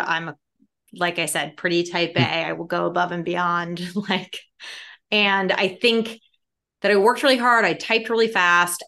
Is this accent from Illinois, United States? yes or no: yes; Chicago, Illinois, United States; I'm a city kid from Chicago